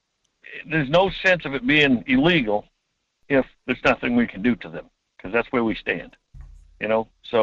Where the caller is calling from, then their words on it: Homer, Alaska, United States; From Homer.